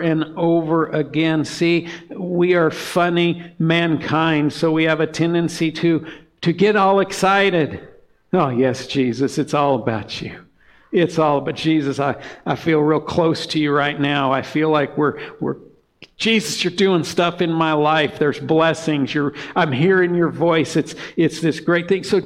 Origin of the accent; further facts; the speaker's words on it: Montana, United States; we're from Montana